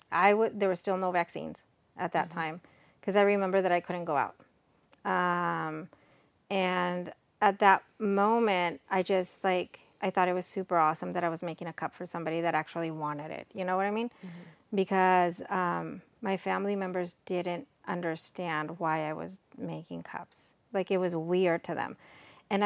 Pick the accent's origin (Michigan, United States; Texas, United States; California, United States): Texas, United States; born there; also born or lived in Mexico; I'm Mexican American. I was born here in Texas, but I graduated college in Mexico